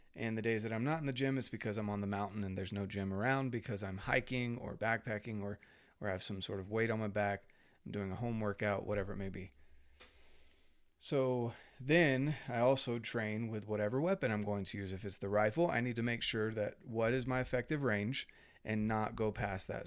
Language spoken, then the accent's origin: English; North Carolina, United States; I grew up in North Carolina, and I was born in ninety-two